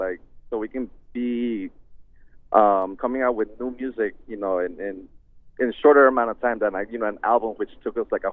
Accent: United States; Since we were raised out here in the States, we've kind of adapted to the English

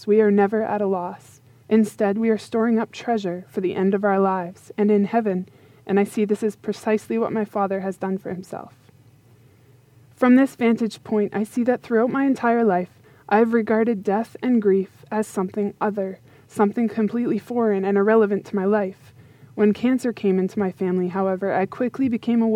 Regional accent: Yarmouth, Nova Scotia, Canada; moved away; I have just recently moved back to my hometown of Yarmouth, Nova Scotia, to be with my family for a while

